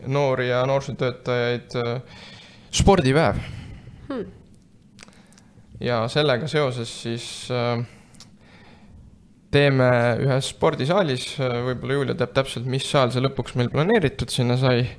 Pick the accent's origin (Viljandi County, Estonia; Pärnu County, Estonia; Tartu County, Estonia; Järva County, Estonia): Tartu County, Estonia; Ilmatsalu; no täna ma olen juhtumisi Annelinnas siin, aga muidu ma olen Ilmatsalust